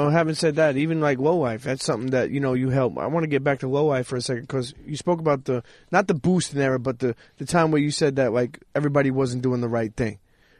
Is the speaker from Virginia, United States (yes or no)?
no; New York City, New York, United States; a lot of us New York cats, particularly growing up in Brooklyn